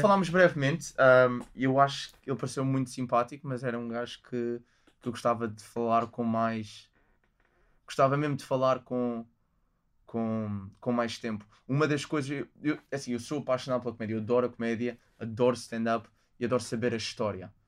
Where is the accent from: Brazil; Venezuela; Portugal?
Portugal; moved away as an adult; also born or lived in London; isto é o meu país, isto é onde eu cresci